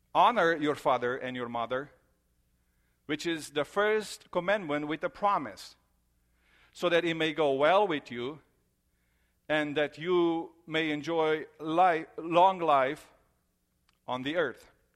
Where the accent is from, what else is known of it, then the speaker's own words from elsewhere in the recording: Romania; moved away; I grew up in Romania